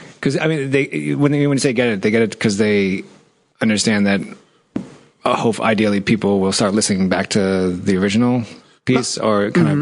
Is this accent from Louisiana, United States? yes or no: no; New York City, New York, United States; I grew up in Washington Heights.